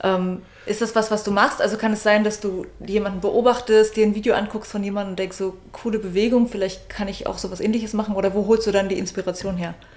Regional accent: Mecklenburg-Vorpommern, Germany; moved away; ich bin ursprünglich aus Mecklenburg-Vorpommern

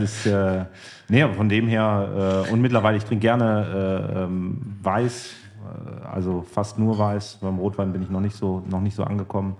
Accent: Cologne, North Rhine-Westphalia, Germany; Komme ja gebürtig aus Köln

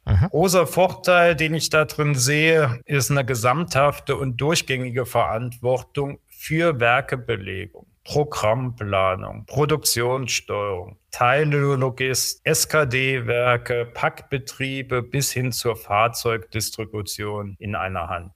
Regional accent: Trier, Rhineland-Palatinate, Germany; moved away; also born or lived in Aachen / Bavaria; Geboren in Trier, Rheinland-Pfalz, kein waschechter Bayer, wie man sicherlich hört.

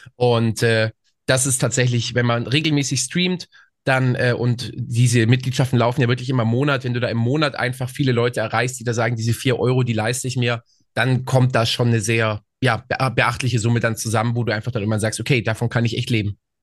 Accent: small town near Augsburg, Bavaria, Germany; ich komme aus München, das ist eine Kleinstadt

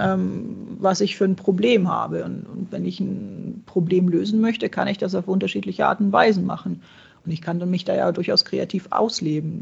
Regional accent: Czechia; now in Germany; ich bin gebürtige Tschechin, meine, meine Großeltern kommen daher, meine, meine Mama kommt daher.

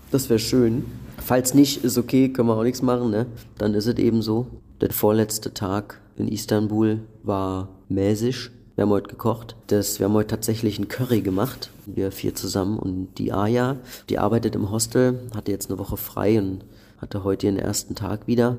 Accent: Berlin, Germany; ich komme ja schon aus einer großen Stadt, der, der man sich daran gewöhnt hat und mit der man auch so mit aufgewachsen ist in Berlin

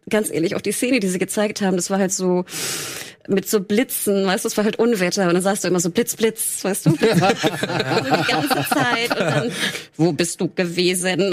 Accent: the North, Northern Germany, Germany; ich bin aus dem Norden

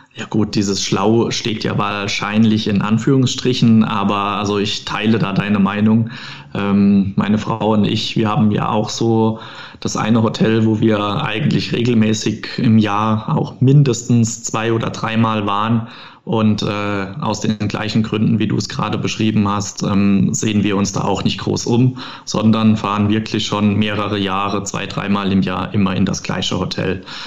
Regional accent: Rhineland-Palatinate, Germany; bei uns im Pfälzischen

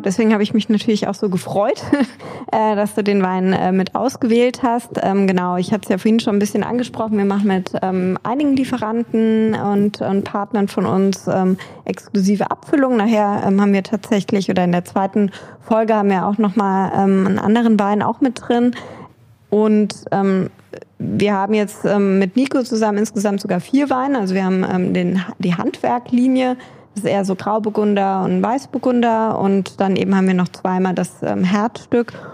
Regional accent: Nahe, Rhineland-Palatinate, Germany; ich bin an der Nahe aufgewachsen

